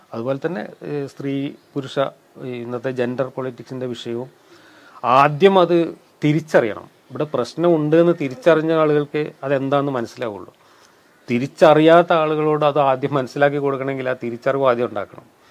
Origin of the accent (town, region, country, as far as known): Kerala, India; born or raised there